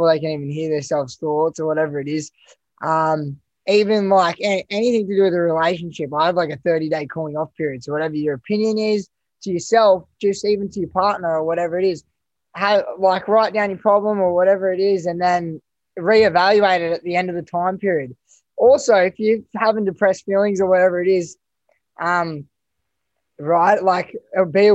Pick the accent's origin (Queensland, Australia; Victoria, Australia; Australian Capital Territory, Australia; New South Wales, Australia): Australian Capital Territory, Australia; Canberra; moved away; also born or lived in Gold Coast; growing up in Canberra, pretty basic, and then moving to the Gold Coast